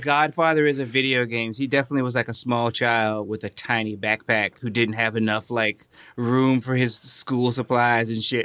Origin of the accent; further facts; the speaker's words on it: North Carolina, United States; I was born and raised in North Carolina